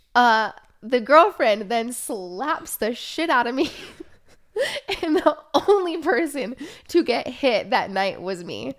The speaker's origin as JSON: {"language": "English", "region": "Oregon", "country": "United States", "tie": "born or raised there", "said": "growing up in Oregon"}